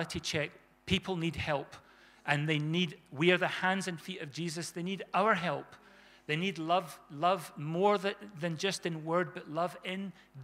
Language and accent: English; South Africa; when we were kids growing up in South Africa